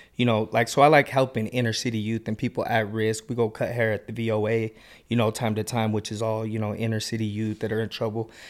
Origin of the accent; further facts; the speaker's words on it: Kearns, Taylorsville, West Jordan, Utah, United States; I grew up in Kearns, Taylorsville, and, like, West Jordan area